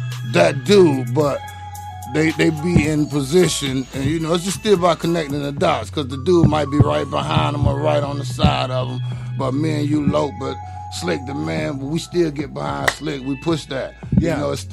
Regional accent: the South, United States; I'm from the South

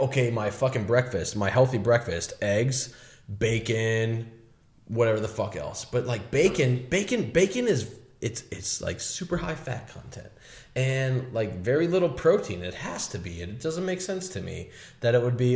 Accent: Minnesota, United States; moved away; I'm from Minnesota

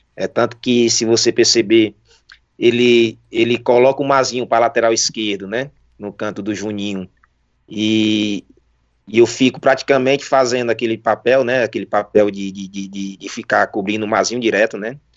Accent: Jaguaruana, Ceará, Brazil; sou de Jaguaruana

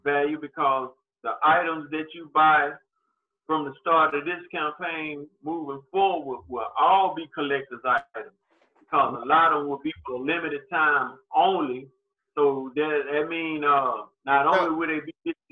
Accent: Prichard, Alabama, United States; moved away; also born or lived in Mobile, Alabama; Pritchard, the city I was born and raised in back in Alabama

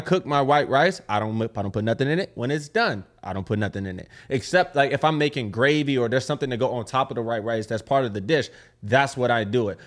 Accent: California, United States; I'm from California.

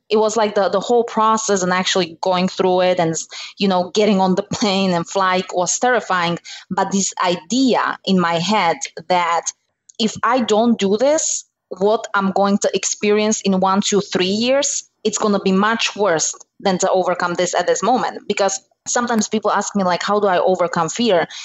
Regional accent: Slovakia; moved away as an adult; now in United States; I'm originally from Slovakia

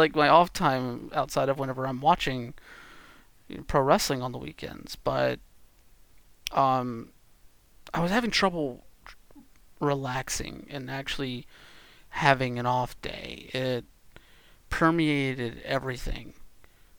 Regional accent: the South, United States; growing up in the South

